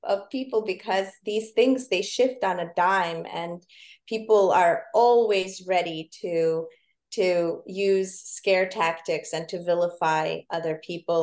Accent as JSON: {"language": "English", "town": "New York City", "region": "New York", "country": "United States", "also_born_or_lived": "Soviet Union", "said": "as a New Yorker"}